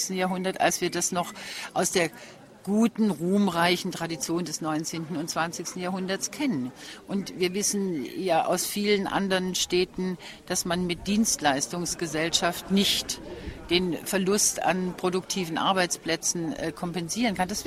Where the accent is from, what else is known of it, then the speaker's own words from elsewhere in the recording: Berlin, Germany; Also wenn man durch diese Straßen hier geht, findet man alles, ich komme ja aus Berlin, alles sehr aufgeräumt, sehr schön gemacht.